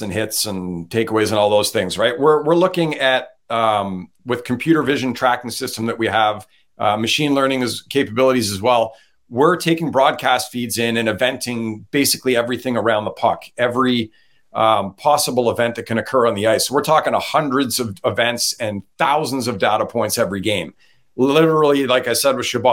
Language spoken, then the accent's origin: English; Ottawa, Ontario, Canada; moved away; I'm from Ottawa originally